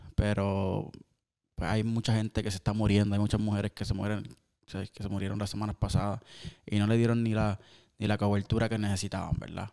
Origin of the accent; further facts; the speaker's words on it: Cabo Rojo, Puerto Rico; somos de Cabo Rojo. Eh, todos los caborrojeños